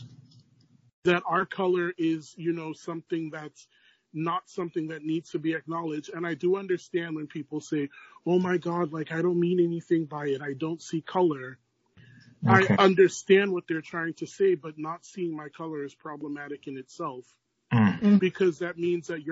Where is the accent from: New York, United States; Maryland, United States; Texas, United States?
New York, United States; New York City; Born and raised in Brooklyn, New York